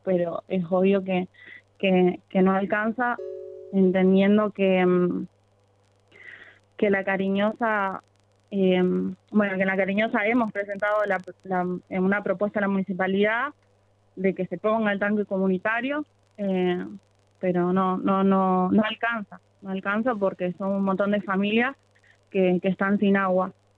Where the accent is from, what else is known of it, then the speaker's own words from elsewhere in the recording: Rosario, Santa Fe, Argentina; en Camino Muerto y Fumitas, de donde soy yo